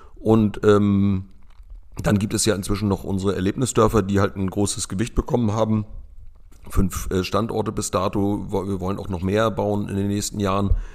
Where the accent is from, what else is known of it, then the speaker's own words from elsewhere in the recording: Lübeck, Schleswig-Holstein, Germany; moved away as an adult; now in Rövershagen, Germany; Ich komme gebürtig aus Lübeck